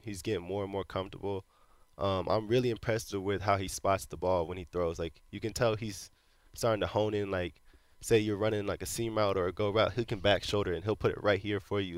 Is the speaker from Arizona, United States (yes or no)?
no; Florida, United States; moved away as an adult; also born or lived in Cincinnati; now in Houston, United States; I was being from Florida